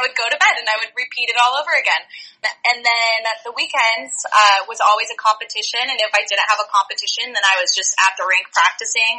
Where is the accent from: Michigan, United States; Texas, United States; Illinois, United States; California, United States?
California, United States; Orange County; moved away as an adult; also born or lived in San Francisco; now in San Diego, United States; I'm from Orange County